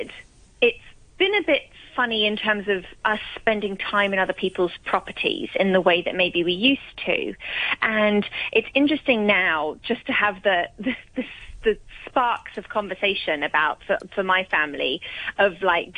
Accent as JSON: {"language": "English", "country": "Hong Kong", "tie": "born or raised there", "said": "growing up in Hong Kong"}